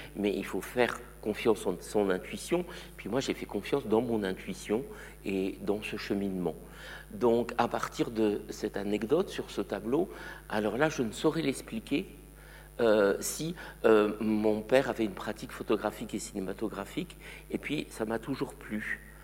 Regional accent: eastern France, near the border with Luxembourg, Grand Est, France; also born or lived in Morocco; now in Switzerland; ils ont déménagé dans l'est de la France, tout près de la frontière avec le Luxembourg. Je devais avoir deux ans. Donc, j'allais dire que mon enfance, moi, elle est française

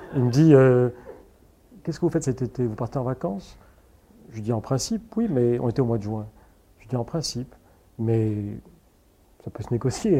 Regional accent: Casablanca, Casablanca-Settat, Morocco; now in Paris, France; mon enfance au Maroc, je vois un pays de cocagne

